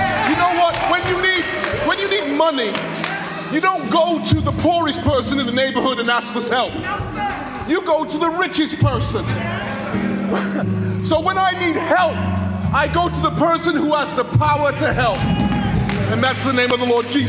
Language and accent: English; United Kingdom; I grew up in the United Kingdom of Great Britain and Northern Ireland